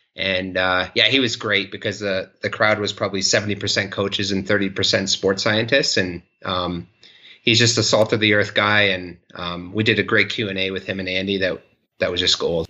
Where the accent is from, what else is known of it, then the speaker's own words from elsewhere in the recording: Canada; moved away as an adult; also born or lived in Maastricht, Netherlands / Switzerland / Victoria, British Columbia; Hillary and I moved back to Canada, to Victoria, British Columbia in 2011